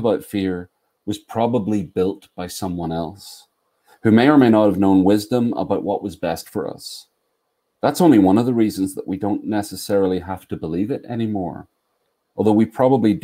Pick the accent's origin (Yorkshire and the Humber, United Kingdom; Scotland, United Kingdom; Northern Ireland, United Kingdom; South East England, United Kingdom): Northern Ireland, United Kingdom; Belfast; now in North Carolina, United States; I grew up in the north of Ireland, and I live in North Carolina